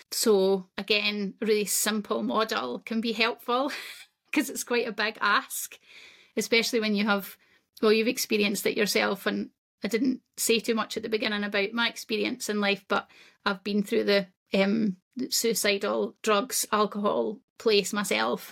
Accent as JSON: {"language": "English", "region": "Scotland", "country": "United Kingdom", "said": "I'm Scottish, that's where I'm from"}